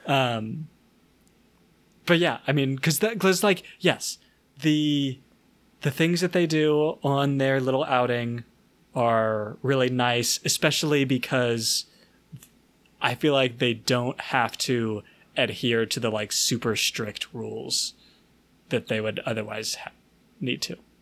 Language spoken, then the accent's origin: English; the South, United States; I'm from the South.